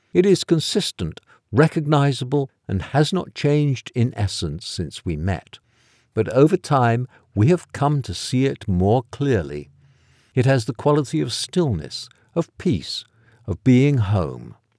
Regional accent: England, United Kingdom; moved away; I'm from England, which doesn't have Thanksgiving

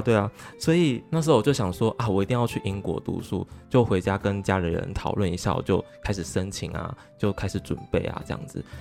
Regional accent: Taiwan; 他们讲话方式就跟我们台湾人不一样了嘛

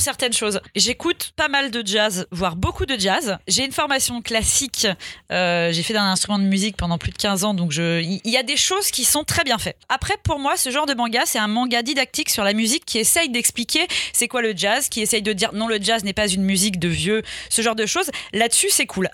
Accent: Lyon, Auvergne-Rhône-Alpes, France; je suis une enfant de la ville, j'ai grandi euh, à Lyon.

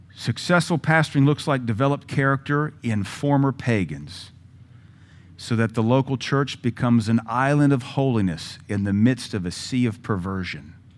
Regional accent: Pacific Northwest, United States; also born or lived in the South (US) / Pittsburgh, Pennsylvania; now in Cookeville, United States; I was raised in the Pacific Northwest by way of the South

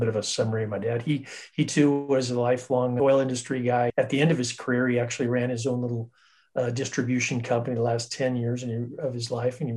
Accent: Northern California, United States; now in South Orange County, United States; Grew up in Northern California

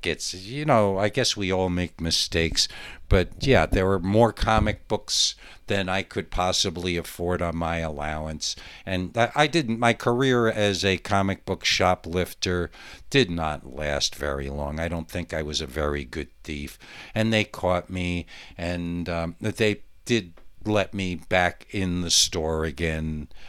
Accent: Monticello, New York, United States; my hometown of Monticello, New York

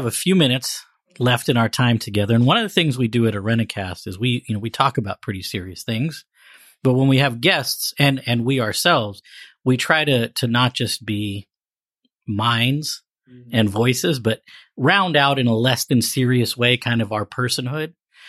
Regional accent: Maryland, United States; I grew up in Maryland.

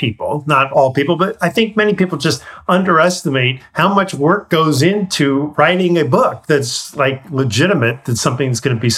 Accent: California, United States; being a Californian

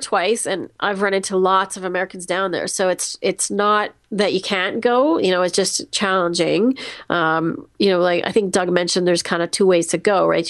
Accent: Canada; I'm Canadian

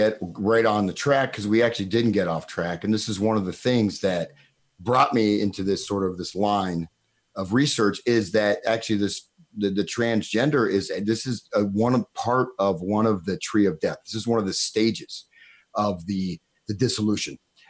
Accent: Tamil Nadu, India; I know you can, Jan, because I'm from Tamil Nadu and I am born in India.

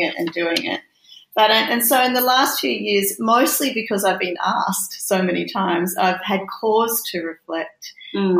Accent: Brisbane, Queensland, Australia; I grew up in Brisbane

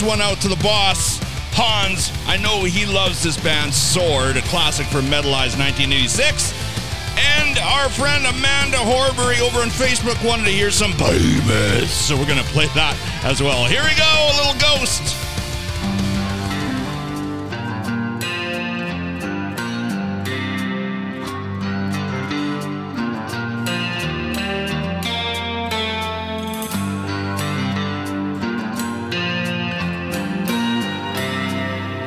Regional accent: Canada; accent: Canadian; our Canadian accent

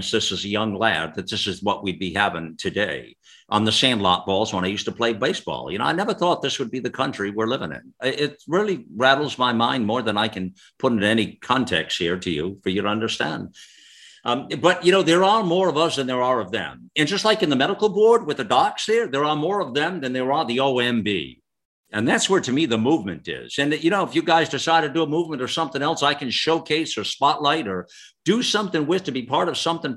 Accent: United States; I'm an American first

